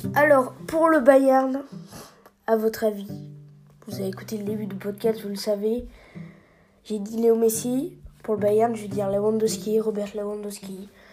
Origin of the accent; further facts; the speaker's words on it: France; en tant que Français